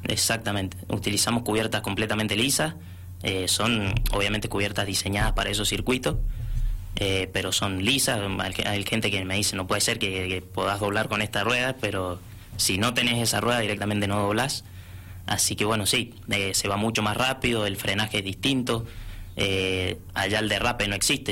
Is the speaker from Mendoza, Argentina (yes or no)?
yes; San Rafael, Mendoza, Argentina; Soy el único mendocino que, está viajando a, este campeonato